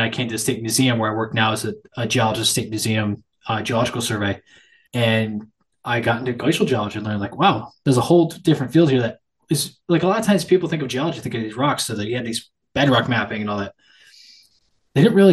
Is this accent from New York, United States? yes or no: yes; Troy, New York, United States; I grew up out here near Albany and kind of little city of Troy, New York.